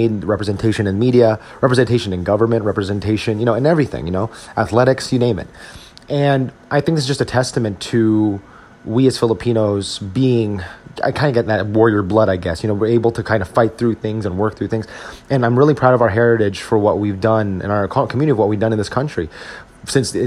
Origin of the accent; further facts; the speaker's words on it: Woodbridge, New Jersey, United States; growing up in Woodbridge, New Jersey, specifically the town of Fords, New Jersey